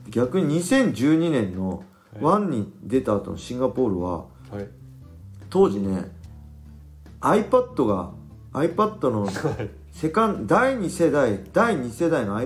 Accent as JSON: {"language": "Japanese", "region": "Ibaraki", "country": "Japan", "tie": "born or raised there", "said": "これもう一つ僕昔からこう茨城生まれ茨城育ちであのなまってる人大体友達なんですけど"}